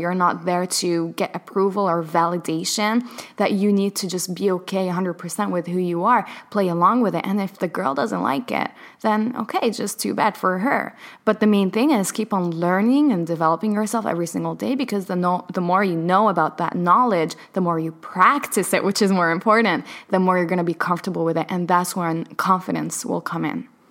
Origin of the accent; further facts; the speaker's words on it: Palestine; I was born in Palestine